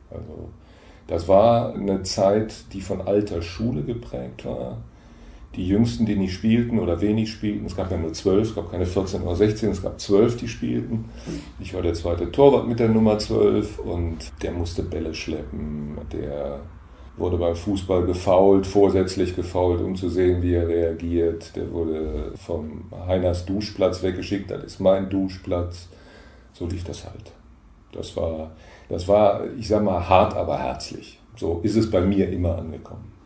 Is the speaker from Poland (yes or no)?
no; Mannheim, Baden-Württemberg, Germany; moved away; also born or lived in Lünen, Westphalia / Aachen; Ich bin geboren in Lünen in Westfalen und im Wesentlichen in Mannheim aufgewachsen, 13 Jahre lang